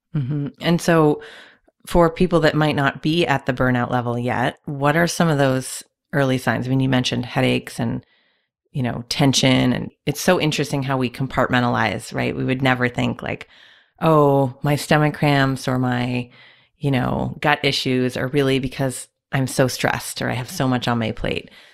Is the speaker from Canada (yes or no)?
yes; Canada; I'm also Canadian